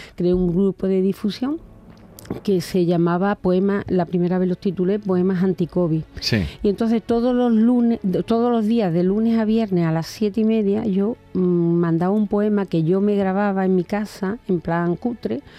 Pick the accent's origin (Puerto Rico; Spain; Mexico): Spain; Cabezas Rubias, Andalusia; also born or lived in Seville; en mi pueblo, en, bueno, en, mi pueblecito Cabeza Rubia, en Huelva, cuando era jovencita hacíamos una radio